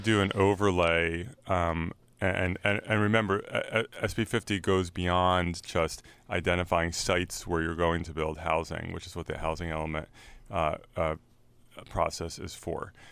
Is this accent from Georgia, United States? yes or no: no; San Francisco, California, United States; I'm from San Francisco